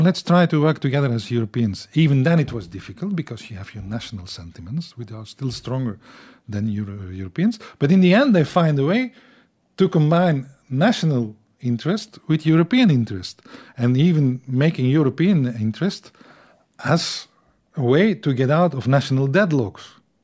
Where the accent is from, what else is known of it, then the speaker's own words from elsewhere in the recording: Belgium; first language French; English is a second language; I'm Belgian in a complex way.